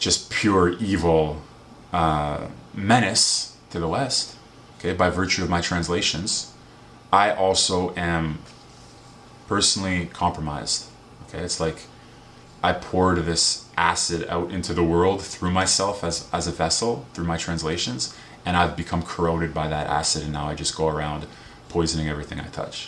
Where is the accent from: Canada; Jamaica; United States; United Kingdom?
Canada; also born or lived in Vancouver, Canada; I was born in Canada.